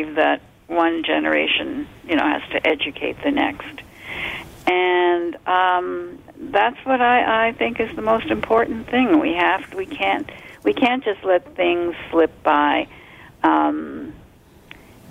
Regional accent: Toronto, Ontario, Canada; also born or lived in Montreal, Quebec / Poland; I grew up in Canada. I lived in Montreal for the first few years when we came in 48 also, and then in Toronto.

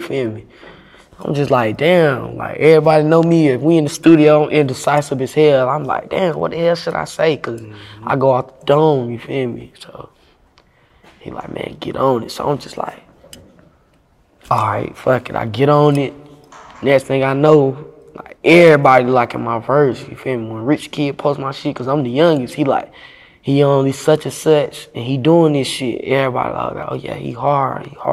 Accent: Bradtown, North Carolina, United States; I'm from Bradtown, North Carolina

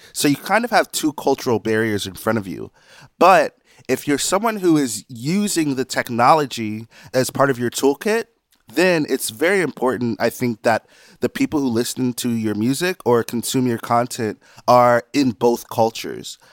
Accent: South Carolina, United States; I'm from South Carolina

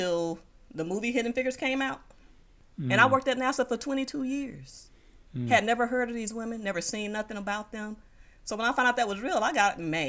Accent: Moss Point, Mississippi, United States; now in Houston, United States; my hometown newspaper in Moss Point, Mississippi, which is where I'm from

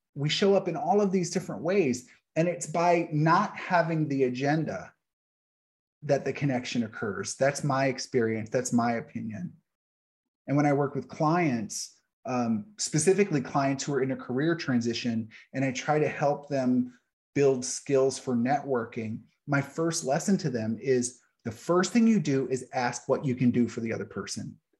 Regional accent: New Orleans, Louisiana, United States; moved away; I grew up in New Orleans

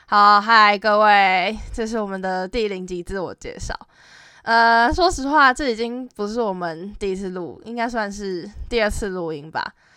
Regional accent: Taoyuan, Taiwan; 我是桃园人

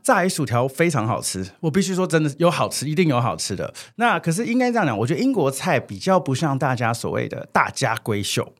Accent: Taiwan; 我们台湾人也非常，就是 family oriented

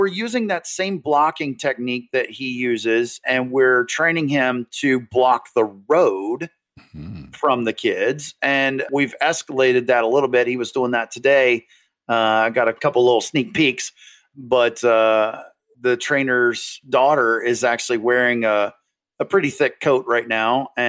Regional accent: North Carolina, United States; now in Massachusetts, United States; North Carolina.

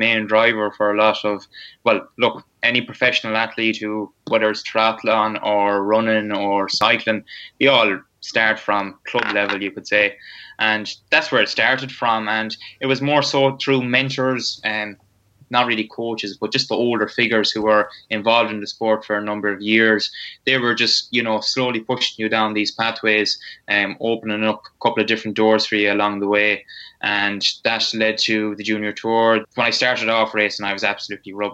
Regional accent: Roscommon, Connacht, Ireland; accent: strong Roscommon; I'm a lad from Roscommon, strong Roscommon accent

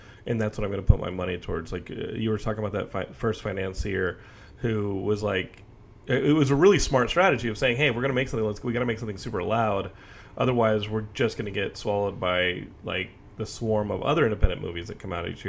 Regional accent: United States; and as an American, our frustration is, you guys get a Canadian tax credit.

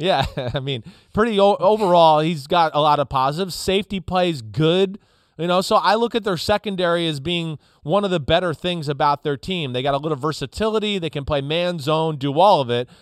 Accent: New Jersey, United States; I'm from New Jersey

